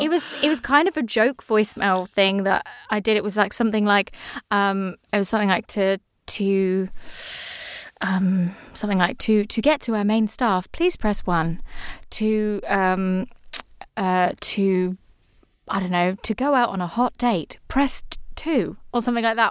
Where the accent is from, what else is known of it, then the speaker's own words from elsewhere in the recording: England, United Kingdom; I'm English